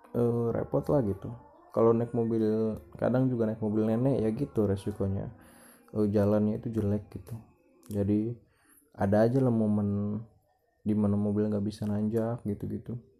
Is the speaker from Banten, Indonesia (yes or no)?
yes; Banten, Indonesia; yang dari luar kota tuh pada pada pulang ke kampung gua